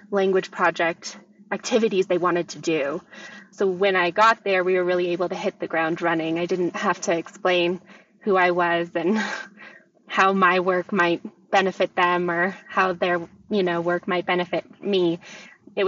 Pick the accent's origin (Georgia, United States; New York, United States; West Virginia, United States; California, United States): California, United States; Northern; moved away as an adult; now in Boston, United States; I'm from Northern California